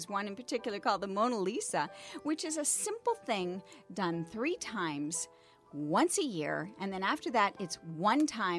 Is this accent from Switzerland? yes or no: no; Canada; I'm Canadian.